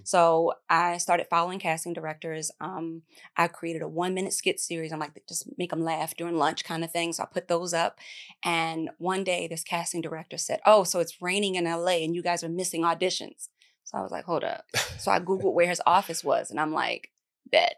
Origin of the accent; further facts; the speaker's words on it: Baltimore, Maryland, United States; I'm from Baltimore